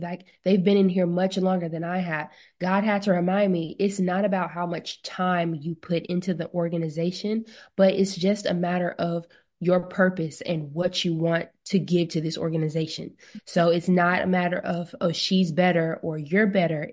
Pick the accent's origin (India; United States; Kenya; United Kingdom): United States; Mobile, Alabama; Miss Mobile Bay, which is in my hometown